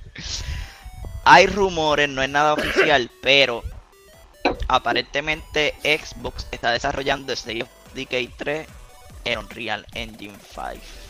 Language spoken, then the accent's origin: Spanish; Puerto Rico; nosotros somos de acá de Puerto Rico